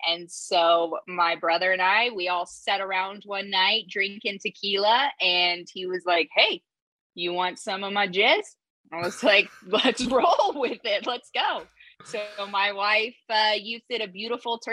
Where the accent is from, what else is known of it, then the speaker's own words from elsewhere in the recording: Lubbock, Texas, United States; I grew up in Lubbock, Texas.